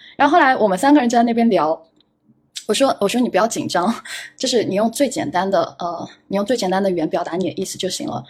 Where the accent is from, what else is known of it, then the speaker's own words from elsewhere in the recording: China; 我们中国人去考日语